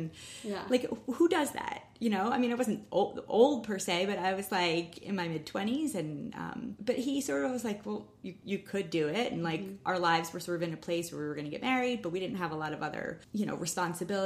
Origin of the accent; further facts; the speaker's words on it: New Rochelle, New York, United States; I grew up in Westchester, New Rochelle